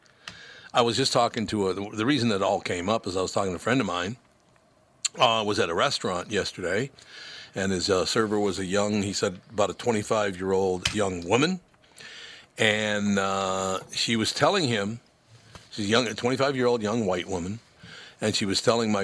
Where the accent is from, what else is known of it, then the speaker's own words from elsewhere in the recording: Minneapolis, Minnesota, United States; also born or lived in Long Prairie, Minnesota; I grew up in North Minneapolis